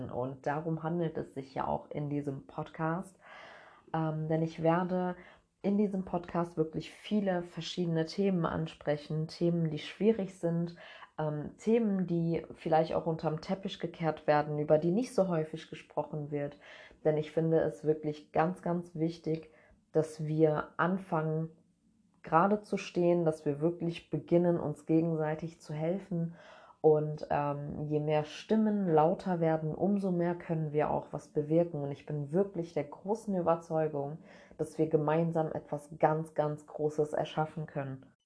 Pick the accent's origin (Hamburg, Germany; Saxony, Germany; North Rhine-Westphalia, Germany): North Rhine-Westphalia, Germany; Cologne; Also, ich bin in Köln geboren und bin mit zwei verschiedenen Kulturen groß geworden.